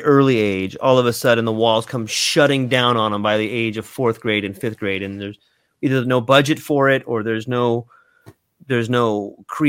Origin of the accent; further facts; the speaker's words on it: Cardiff, California, United States; moved away; I was born in North San Diego, and there's this little town where it was called Cardiff